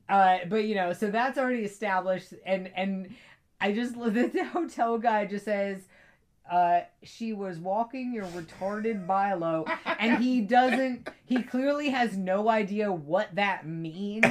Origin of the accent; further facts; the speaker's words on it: East Coast, United States; also born or lived in Italy; I'm from the East Coast. I've always lived on the East Coast. I've never lived off the East Coast.